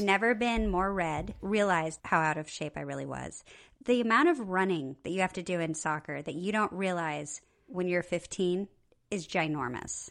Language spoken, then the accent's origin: English; Nebraska, United States; I'm from Nebraska